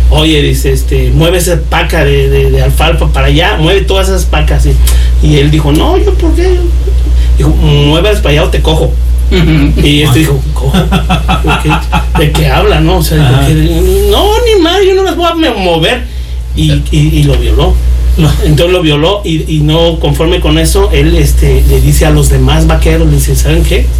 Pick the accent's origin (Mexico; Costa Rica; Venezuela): Mexico; Puebla; moved away as an adult; Soy del estado de Puebla. De Puebla.